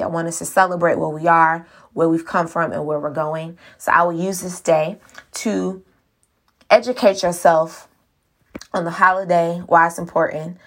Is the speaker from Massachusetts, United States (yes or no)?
no; Miami, Florida, United States; I was born in Miami, raised in Miami.